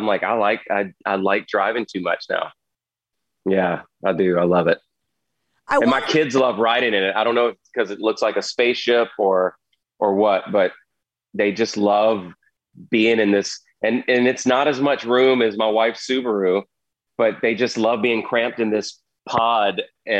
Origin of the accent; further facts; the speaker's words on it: the South, United States; And I grew up in the South. I barely left the state.